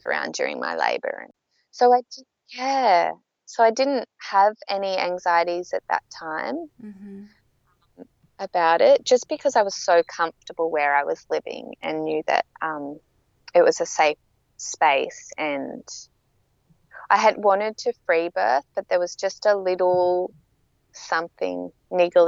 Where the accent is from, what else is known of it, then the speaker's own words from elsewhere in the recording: south coast of New South Wales, Australia; moved away as an adult; I'm actually from the south coast of New South Wales, but I've been living up on the Gold Coast for 12 years.